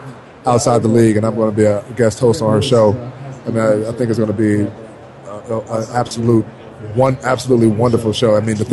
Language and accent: English; Detroit, Michigan, United States; and I'm from Detroit. And, you know, that's how I was raised